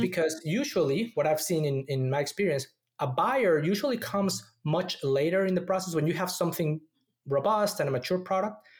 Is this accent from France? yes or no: no; Mexico City, Mexico; moved away as an adult; also born or lived in Austin, Texas; now in Silicon Valley, United States; I was born and raised in Mexico City